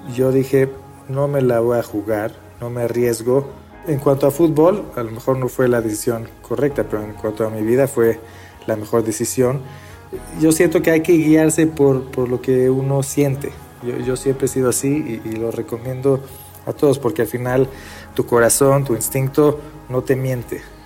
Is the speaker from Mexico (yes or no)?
yes; Mexico; also born or lived in Beersheba, Israel / Sweden / Argentina / Boston; crecí en México eh, aprendiendo a hablar eh, en inglés en la escuela, en, en, hebreo en la casa, en español en la tarde con amigos